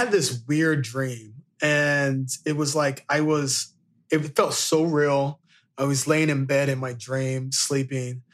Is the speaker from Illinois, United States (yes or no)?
yes; Marion, Illinois, United States; In my hometown area, I'm from Marion, Illinois, and next door is Carbondale, Illinois.